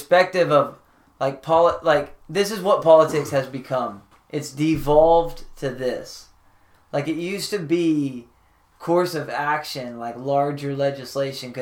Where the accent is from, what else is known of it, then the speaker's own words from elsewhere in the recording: Dallas, Texas, United States; I was born in Dallas